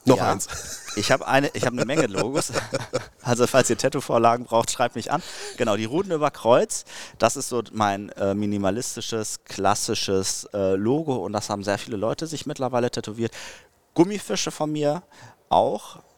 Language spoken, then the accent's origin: German; Dortmund, North Rhine-Westphalia, Germany; born there; Ich bin in Dortmund geboren, ich bin BVB-Fan.